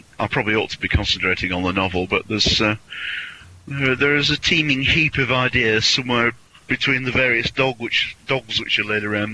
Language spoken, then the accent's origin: English; Yorkshire and the Humber, United Kingdom; I was brought up in Yorkshire, and I was brought up in small Yorkshire villages